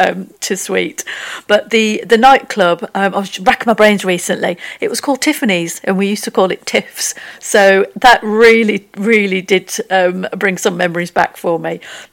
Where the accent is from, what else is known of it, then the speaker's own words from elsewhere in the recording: Wigan, North West England, United Kingdom; growing up in Wigan